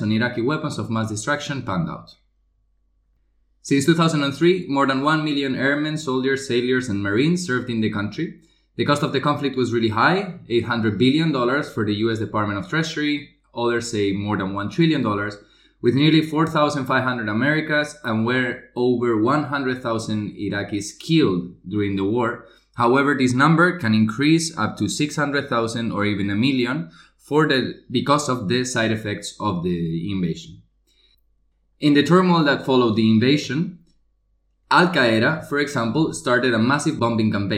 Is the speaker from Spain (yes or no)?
yes; Spain; I'm from Spain.